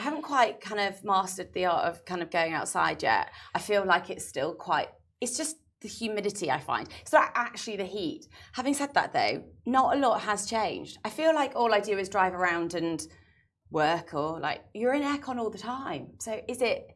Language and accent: English; England, United Kingdom; now in Dubai, United Arab Emirates; being English